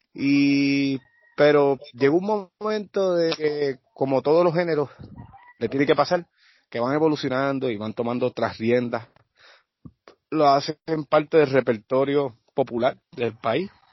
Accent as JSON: {"language": "Spanish", "town": "Naranjito", "country": "Puerto Rico", "said": "de mi pueblo naranjito"}